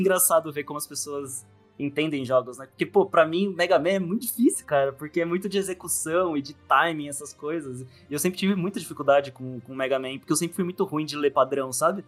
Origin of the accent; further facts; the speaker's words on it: interior of São Paulo, Brazil; moved away as an adult; now in São Paulo, Brazil; eu, morava no interior de São Paulo, aqui, lá pro, onde tudo é plano.